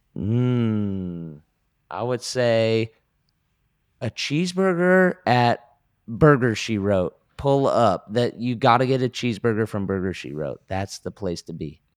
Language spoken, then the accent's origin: English; Concord, California, United States; moved away as an adult; also born or lived in Orange County, California / Los Angeles, California; D V C, which is, uh, the community college in my hometown.